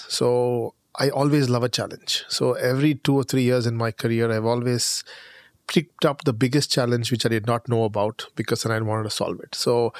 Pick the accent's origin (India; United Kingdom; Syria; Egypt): India; moved away as an adult; now in Germany; I'm Indian.